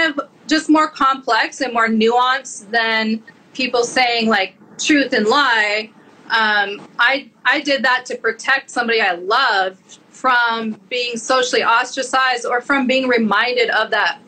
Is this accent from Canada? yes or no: no; Montana, United States; I'm from Montana